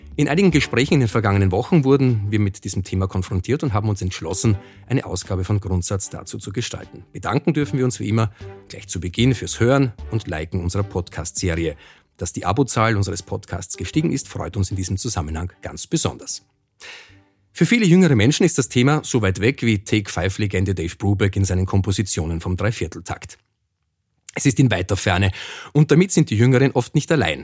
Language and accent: German; Austria; bei uns in Österreich